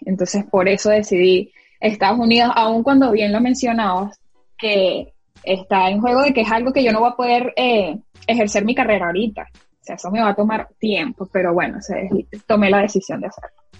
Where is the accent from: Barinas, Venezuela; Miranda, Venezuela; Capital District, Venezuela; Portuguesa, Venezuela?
Barinas, Venezuela; moved away as an adult; now in United States; De Barinas